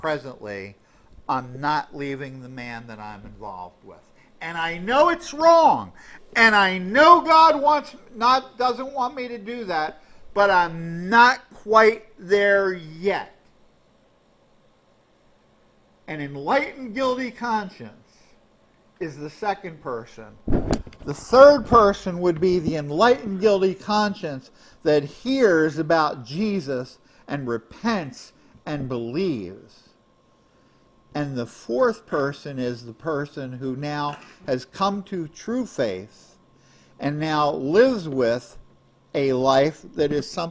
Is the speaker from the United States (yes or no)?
yes; United States; I'm an American